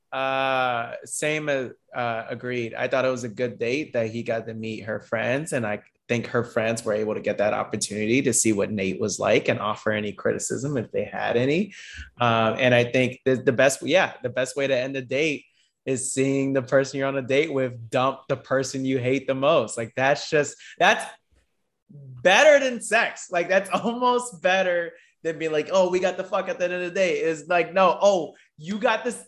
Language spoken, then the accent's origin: English; Florida, United States; I'm from Florida